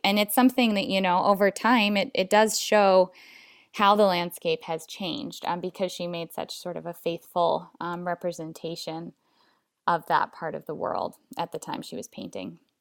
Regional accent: Alaska, United States; I was born and raised in Alaska

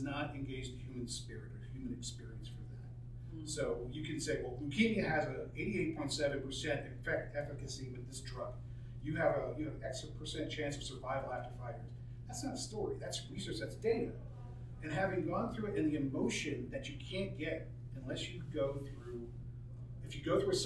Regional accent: East Coast, United States; now in Arizona, United States; I'm a transplant, I'm from the East Coast.

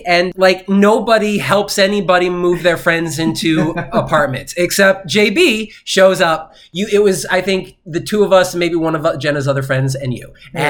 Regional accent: Boston, Massachusetts, United States; now in Los Angeles, United States; I'm from Boston, man.

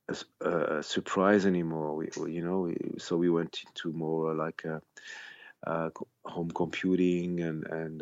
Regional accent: Switzerland; I grew up here in Switzerland where nobody believed in Swiss bands at the time

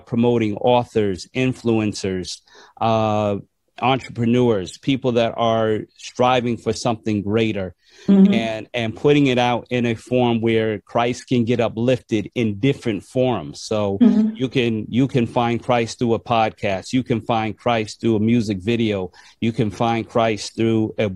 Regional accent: New York, United States; growing up in New York

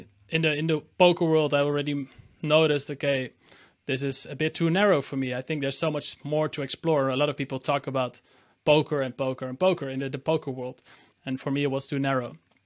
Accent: Amsterdam, North Holland, Netherlands; born there; English is a second language; So I'm based in Amsterdam in the Netherlands, and this is also where I was born in the Netherlands.

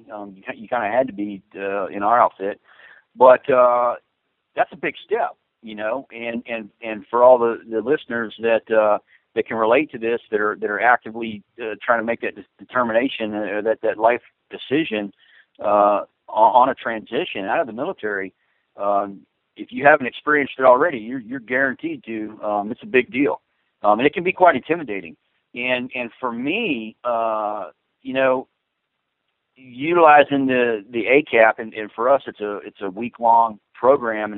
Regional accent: South Central Florida, United States; moved away as an adult; also born or lived in Arcadia, Florida / Port Charlotte, Florida; I grew up in South Central Florida, and I lived both in Arcadia and Port Charlotte area

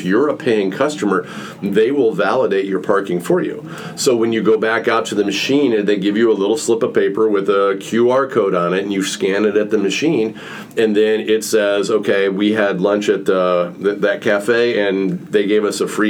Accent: Illinois, United States; I'm from Illinois

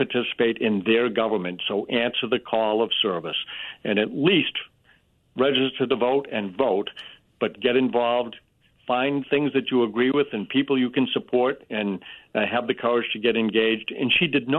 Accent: Holbrook, United States; we loved growing up in Holbrook

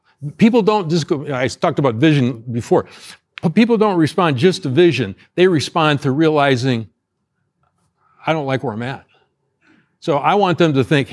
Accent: Ohio, United States; moved away; I grew up in Ohio, right next door here, very similar to Indiana

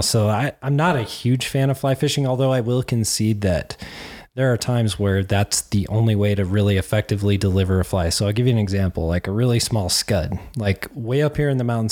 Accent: Cheyenne, Wyoming, United States; moved away; I grew up in Cheyenne, Wyoming

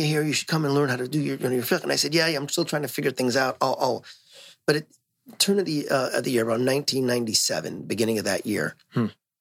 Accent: Los Angeles, California, United States; moved away as an adult; also born or lived in North Hollywood, California; now in Bay Area, United States; I grew up in L.A.

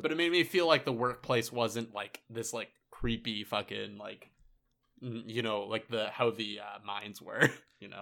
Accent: Pennsylvania, United States; I went from Pennsylvania, my hometown

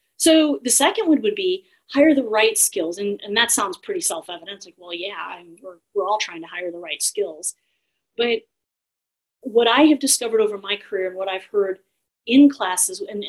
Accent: Austin, Texas, United States; in Austin alone, my hometown

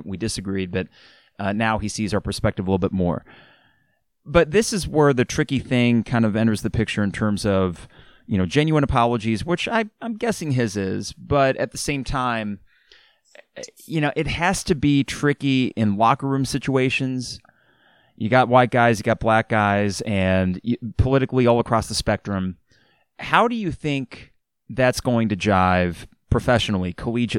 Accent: Champaign, Illinois, United States; growing up in Champaign-Urbana

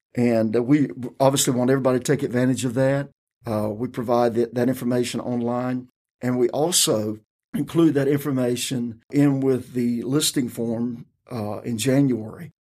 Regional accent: Maxton, North Carolina, United States; I grew up in Robeson County

